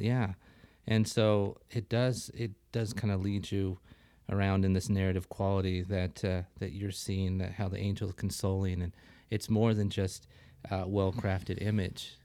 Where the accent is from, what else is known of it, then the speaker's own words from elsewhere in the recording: northern Wyoming, United States; moved away; I grew up in Wa, in northern Wyoming.